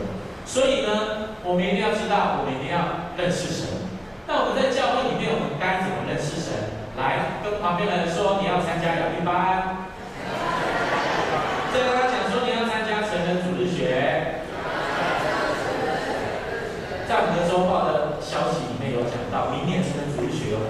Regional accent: southern Taiwan, Taiwan; 我是南部人哈，

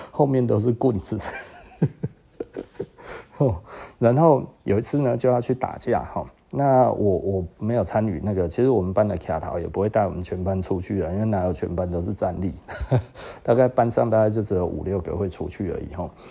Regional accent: Taiwan; 我们台湾人

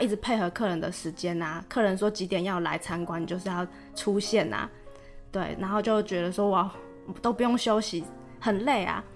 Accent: Taiwan; 我是来自台湾

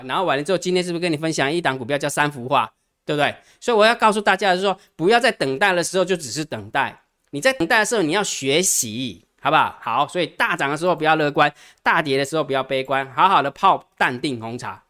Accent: Taiwan; 其实我们台湾人哈

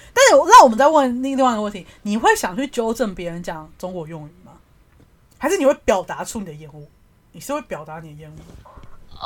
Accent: Taiwan; 你身为台湾人

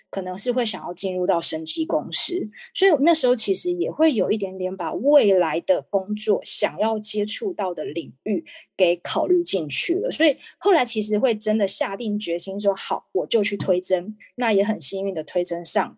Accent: Tainan, Taiwan; 因为我是台南人，那我刚好推甄上成功大学，所以其实就是离家近，我刚好可以住家里

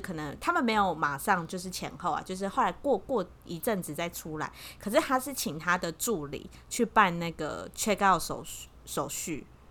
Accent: Taiwan; 我们台湾人

